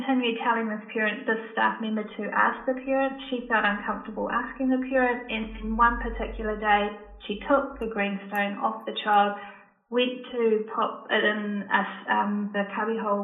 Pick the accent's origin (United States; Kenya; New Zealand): New Zealand; I'm Māori myself